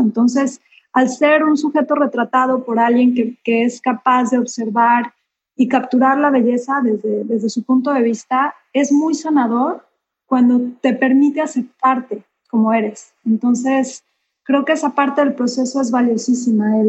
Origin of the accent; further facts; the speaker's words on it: Mexico; now in Cancún, Mexico; soy fotógrafa mexicana, llevo ya viviendo en Cancún casi 30 años, entonces eh, soy orgullosamente cancunense